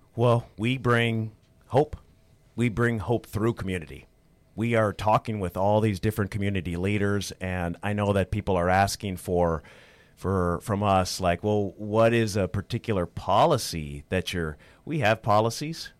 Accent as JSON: {"language": "English", "town": "Perham", "region": "Minnesota", "country": "United States", "tie": "born or raised there", "also_born_or_lived": "Moorhead, Minnesota", "said": "I'm born and raised in Minnesota. You know, I grew up in rural Minnesota, in Perm, so in, uh, Otter Tail County"}